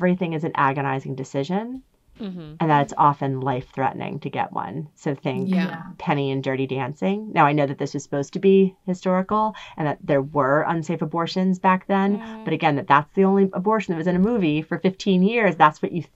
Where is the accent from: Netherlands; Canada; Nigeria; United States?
United States; New Jersey; I am old and I am from New Jersey